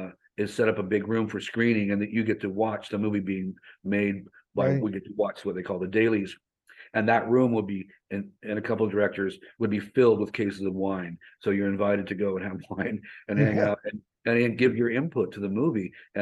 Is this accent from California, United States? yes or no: yes; Hollywood, California, United States; And like you said, I come from Hollywood. I've been in Hollywood.